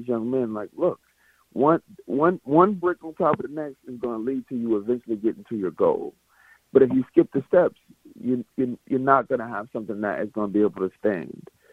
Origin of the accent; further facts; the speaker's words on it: Mississippi, United States; I'm from Mississippi